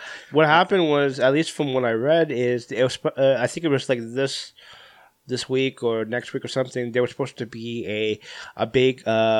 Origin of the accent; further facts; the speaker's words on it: Philippines; I'm Filipino